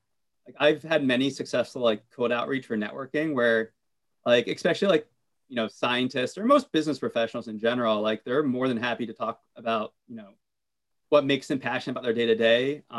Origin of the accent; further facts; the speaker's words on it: United States; as a Latino growing up in America